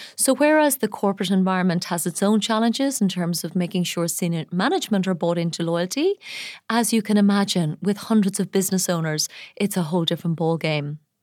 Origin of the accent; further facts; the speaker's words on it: Ireland; now in Dubai, United Arab Emirates; my home country of Ireland